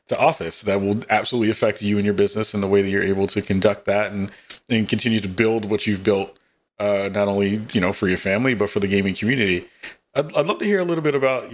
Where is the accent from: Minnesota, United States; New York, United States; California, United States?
New York, United States; I'm from New York.